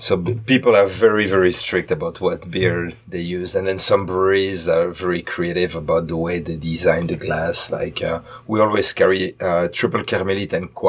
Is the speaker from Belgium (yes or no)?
yes; Belgium; moved away as an adult; also born or lived in Pennsylvania; now in Cincinnati, United States; Belgium. Small village called Bombay.